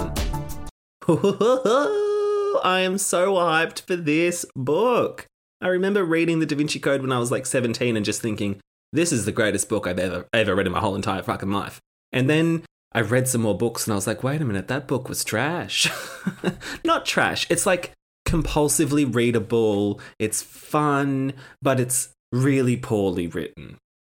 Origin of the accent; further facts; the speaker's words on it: Australia; accent: campy Australian; my campy Australian accent